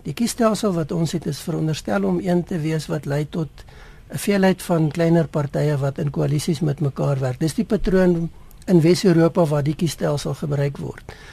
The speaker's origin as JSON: {"language": "Afrikaans", "country": "South Africa", "said": "'n mens as Suid-Afrikaners"}